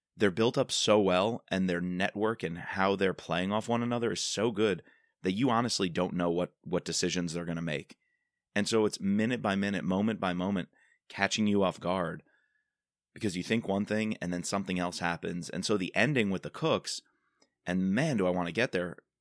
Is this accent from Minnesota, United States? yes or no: no; Long Island, New York, United States; moved away; fellow Eagle Scout growing up on Long Island. Got to go back, see my parents, see my friends from high school